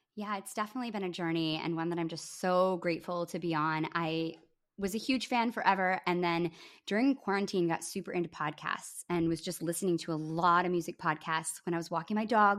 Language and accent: English; Grand Rapids, Michigan, United States; my hometown in Grand Rapids, Michigan